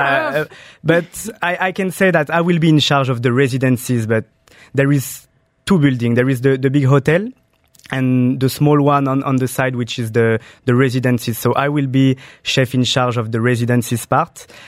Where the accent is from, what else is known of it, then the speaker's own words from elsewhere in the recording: Saint-Germain-en-Laye, Île-de-France, France; I, I grew up in France, uh, near Paris. It's a small city called Saint Germain en Laye.